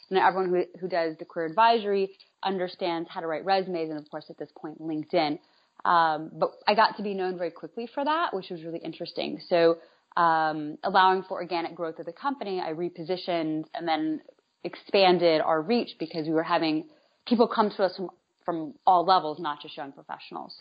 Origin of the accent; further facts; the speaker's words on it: North Carolina, United States; also born or lived in New York / Atlanta; now in Miami, United States; I grew up in North Carolina, I lived in New York, Atlanta, and now I live here, and I also lived abroad for a while